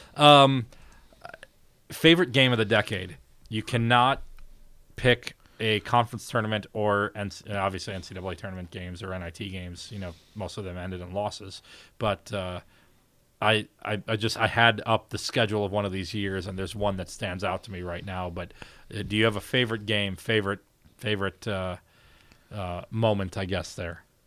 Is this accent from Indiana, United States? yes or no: yes; Valparaiso, Indiana, United States; I'm from Valpo